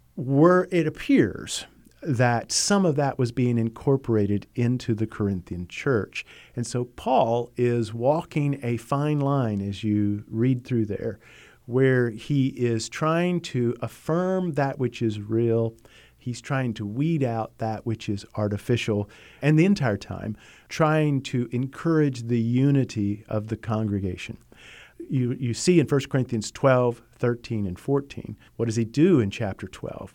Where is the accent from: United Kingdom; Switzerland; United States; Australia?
United States; as an American